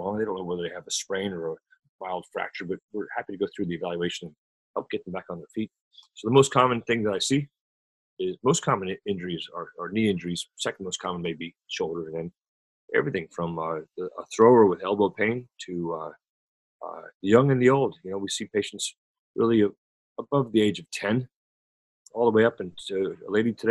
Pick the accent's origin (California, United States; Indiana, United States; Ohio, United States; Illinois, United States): Ohio, United States; Cincinnati; now in Tampa, United States; I came from Cincinnati as a young man, grew up there, watched baseball up there, got to love it.